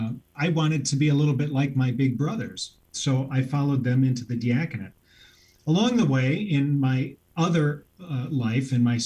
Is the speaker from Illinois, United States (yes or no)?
yes; Aurora, Illinois, United States; I was born and raised in Aurora.